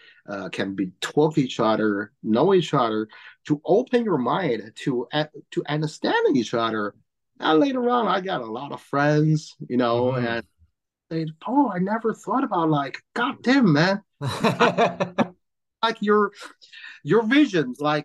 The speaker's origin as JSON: {"language": "English", "region": "Tianjin", "country": "China", "second_language": "English", "moved": "as an adult", "lives_now": "Long Island, New York, United States"}